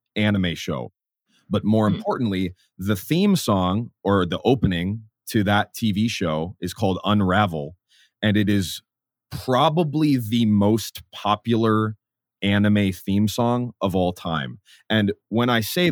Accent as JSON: {"language": "English", "region": "Minnesota", "country": "United States", "tie": "born or raised there", "also_born_or_lived": "St. Paul, Minnesota", "moved": "yes", "lives_now": "San Diego, United States", "said": "I grew up in Minnesota"}